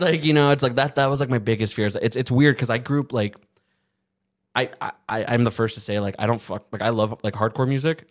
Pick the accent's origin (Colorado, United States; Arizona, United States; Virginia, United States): Arizona, United States; we're from Arizona